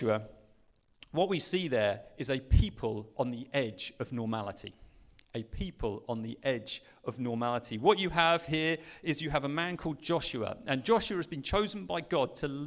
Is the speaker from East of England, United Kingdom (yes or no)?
yes; Sheringham, East of England, United Kingdom; also born or lived in Mozambique; I grew up in Norfolk in a little town called Sheringham on the North Norfolk coast.